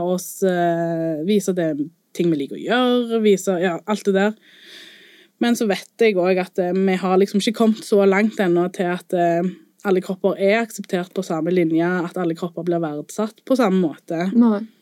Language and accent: Norwegian; Colombia; now in Norway; der jeg kommer fra i Colombia